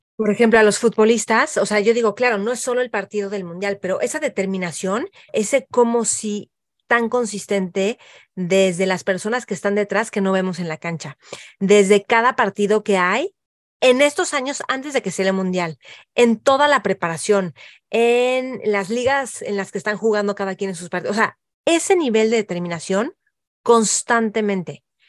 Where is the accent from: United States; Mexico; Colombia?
Mexico; nosotros como mexicanos